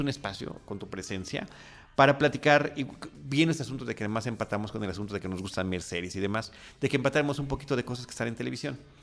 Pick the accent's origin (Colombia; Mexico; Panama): Mexico; como latinos, como mexicanos